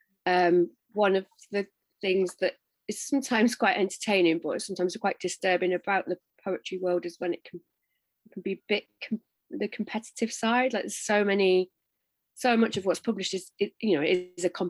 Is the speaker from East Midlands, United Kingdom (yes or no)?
yes; Derby, East Midlands, United Kingdom; now in Sheffield, United Kingdom; I'm in Sheffield, but I'm from Derby